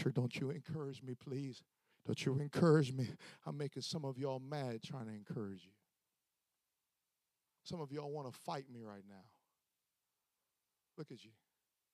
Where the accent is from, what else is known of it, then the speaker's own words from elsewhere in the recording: Florida, United States; I'm just from Florida.